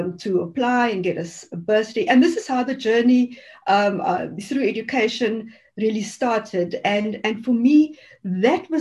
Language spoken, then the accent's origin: English; Cape Town, Western Cape, South Africa; growing up in the Cape Flats was very tough and still is for many people there.